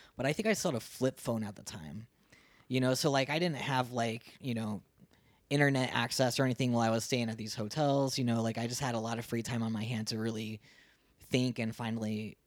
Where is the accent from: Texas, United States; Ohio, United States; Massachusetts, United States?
Ohio, United States; moved away as an adult; also born or lived in Columbus, Ohio; now in Phoenix, United States; I grew up in Ohio, small town Ohio, like twelve thousand people to my town.